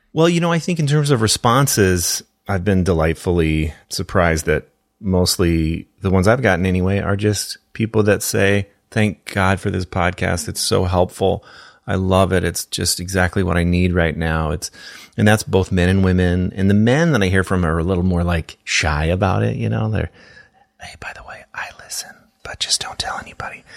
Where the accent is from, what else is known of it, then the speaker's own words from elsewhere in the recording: Minneapolis, Minnesota, United States; my hometown